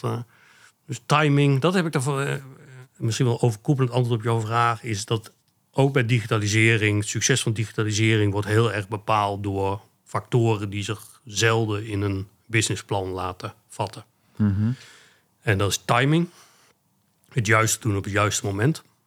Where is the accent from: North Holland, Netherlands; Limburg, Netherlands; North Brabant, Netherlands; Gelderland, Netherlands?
Gelderland, Netherlands; Achterhoek; moved away as an adult; now in Arnhem, Netherlands; mijn roots liggen in de Achterhoek. Daar ben ik geboren en getogen